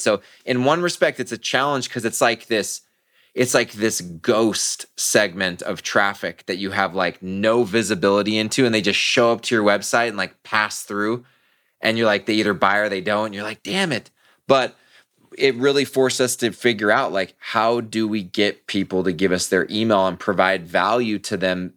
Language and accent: English; Southern California, United States; I'm born and raised in Southern California